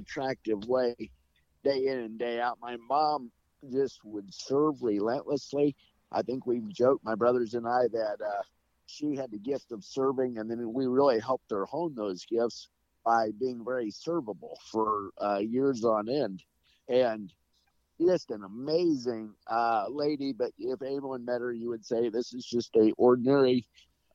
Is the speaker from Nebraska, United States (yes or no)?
yes; Nebraska, United States; We grew up in Nebraska